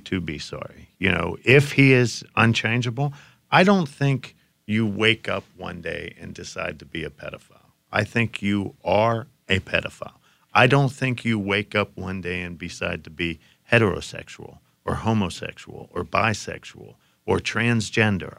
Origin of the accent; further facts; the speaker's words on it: Johnstown, Pennsylvania, United States; in my hometown of Johnstown, Pennsylvania